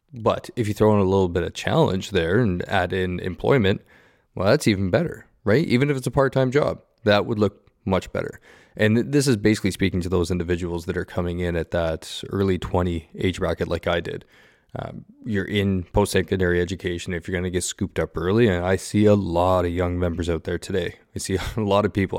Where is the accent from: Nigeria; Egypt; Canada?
Canada; Southern Ontario; moved away; me growing up in Southern Ontario